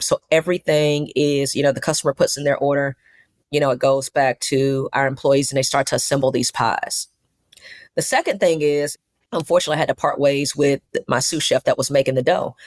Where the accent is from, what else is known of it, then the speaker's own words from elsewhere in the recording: Mobile, Alabama, United States; now in Atlanta, United States; We have four stores opening up in Mobile in my hometown